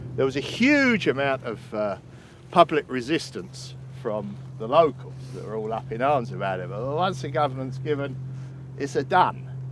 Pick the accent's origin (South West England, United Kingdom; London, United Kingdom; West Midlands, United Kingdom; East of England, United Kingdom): East of England, United Kingdom; Canvey Island; I hail from Canby. I was, I was born here, and if you cut me in half, it says Canby Island all the way through